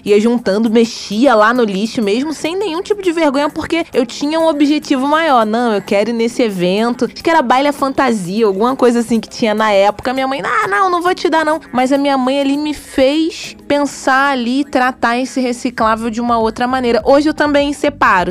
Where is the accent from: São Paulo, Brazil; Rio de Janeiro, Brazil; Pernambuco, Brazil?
Rio de Janeiro, Brazil; Magé; lá na minha cidade, lá em Magé